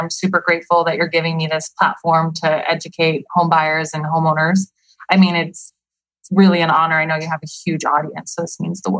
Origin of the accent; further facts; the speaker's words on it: Nogales, Arizona, United States; now in Phoenix, United States; Nogales, Arizona.